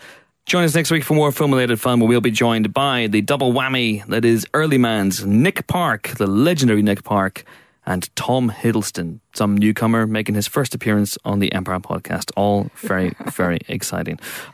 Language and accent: English; Banbridge, Northern Ireland, United Kingdom; you're playing Francis Crozier, who's from my hometown.